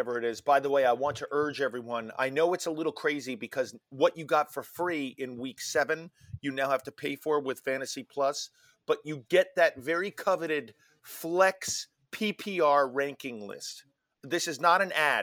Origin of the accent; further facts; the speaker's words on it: New York City, New York, United States; I'm born and raised in New York, and that's but why I'm from Manhattan